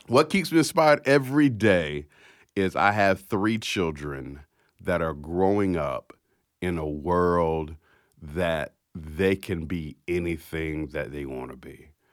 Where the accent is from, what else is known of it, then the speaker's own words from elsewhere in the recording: Jacksonville, Florida, United States; I was born to an, uh, sixteen-year-old mother that flew from Philadelphia, Pennsylvania to Jacksonville, Florida to have me